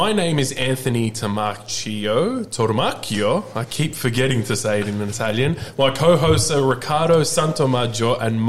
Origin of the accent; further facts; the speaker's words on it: Melbourne, Victoria, Australia; we are from Melbourne, Australia